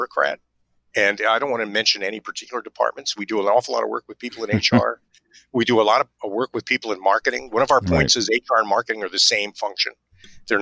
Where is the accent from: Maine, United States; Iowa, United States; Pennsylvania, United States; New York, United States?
New York, United States; also born or lived in Nashville / Hartford; I'm a New Yorker.